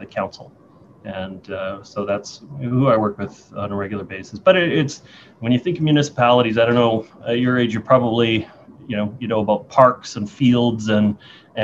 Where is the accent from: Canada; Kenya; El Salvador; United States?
Canada; North Vancouver, British Columbia; also born or lived in Lynn Valley; I grew up in Seymour.